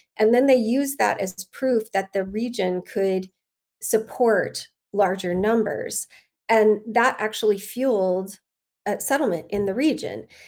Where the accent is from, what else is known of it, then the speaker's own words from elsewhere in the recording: Cottonwood Heights, Utah, United States; moved away as an adult; also born or lived in Murray, Utah / New Jersey / El Paso, Texas; now in Austin, United States; I grew up in Cottonwood Heights